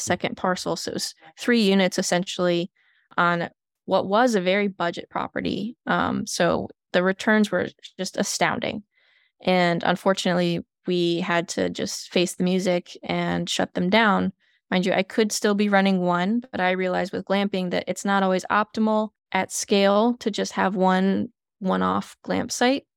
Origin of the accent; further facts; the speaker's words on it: Flint, Michigan, United States; moved away; I'm originally from Flint, Michigan